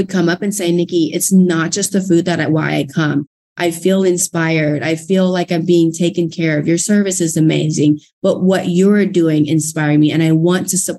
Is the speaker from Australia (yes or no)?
no; Thailand; English is a second language; now in Fort Worth, United States; English is not my first language